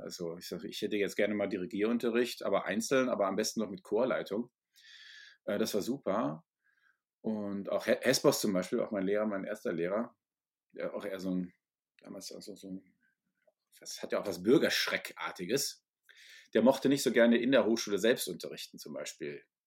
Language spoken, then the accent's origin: German; Ruhr area, North Rhine-Westphalia, Germany; also born or lived in Essen; ich bin, wie gesagt, im Ruhrgebiet zur Schule gegangen